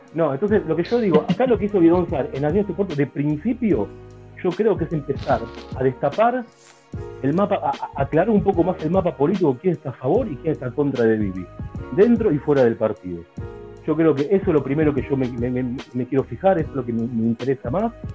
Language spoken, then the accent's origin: Spanish; Buenos Aires, Argentina; moved away; Como argentino, argentino